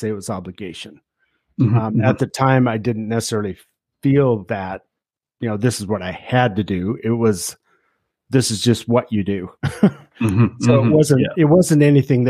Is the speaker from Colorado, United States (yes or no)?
yes; Denver, Colorado, United States; also born or lived in Grand Junction, Colorado; I grew up in Denver, Colorado